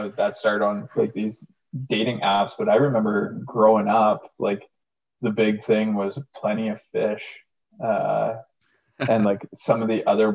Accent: Pickering, Ontario, Canada; my childhood home, my hometown of Pickering

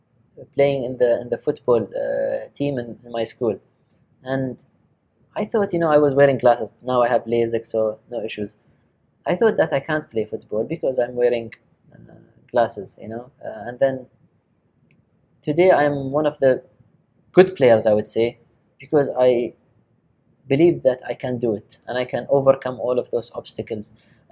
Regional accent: Japan; even though I was raised in Japan, we never eat with ate with a chopstick.

